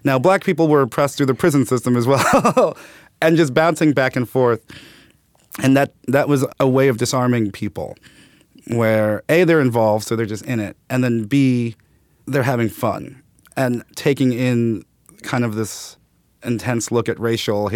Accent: New York City, New York, United States; I grew up in Brooklyn. Bed-Stuy, then Clinton Hill.

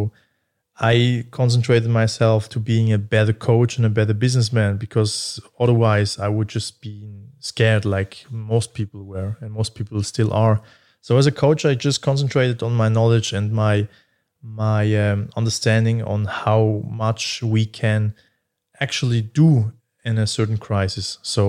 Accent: Basel, Basel-Stadt, Switzerland; But yeah, I'm actually more from Basel, I would say.

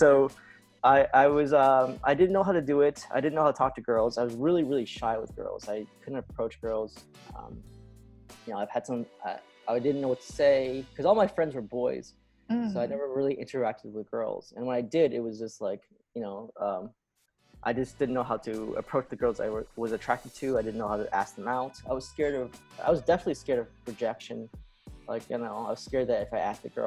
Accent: United States; I was born and raised in America.

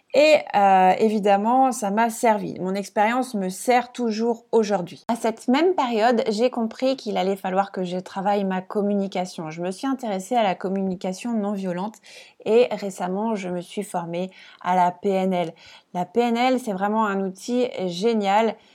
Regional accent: Strasbourg, Grand Est, France; moved away as an adult; now in Réunion, France; je suis d'origine alsacienne, ouais, je suis née à Strasbourg

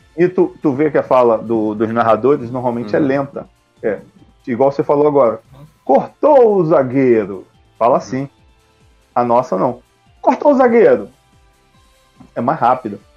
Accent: Rio de Janeiro, Brazil; eu sou do Rio de Janeiro, cara. Sou do Rio de Janeiro

